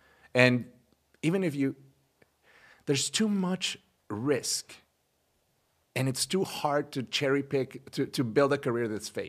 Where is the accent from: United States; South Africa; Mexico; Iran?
Mexico; I'm from Mexico and I was born in Mexico.